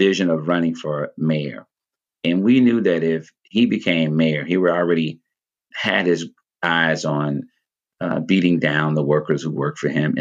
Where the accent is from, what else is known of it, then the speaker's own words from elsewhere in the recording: Mississippi, United States; now in Oakland, United States; growing up in Mississippi, Baptist background as my foundation spiritually